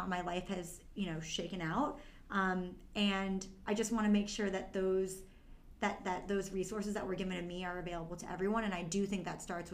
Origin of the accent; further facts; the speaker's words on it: Brookline, Massachusetts, United States; also born or lived in China; I was adopted from China when I was 9 months old, and adopted by a loving family, a loving couple, my mom and dad, and grew up in Brookline, Massachusetts